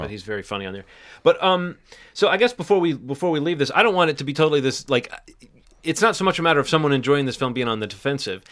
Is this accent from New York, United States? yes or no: no; Alabama, United States; my home state of Alabama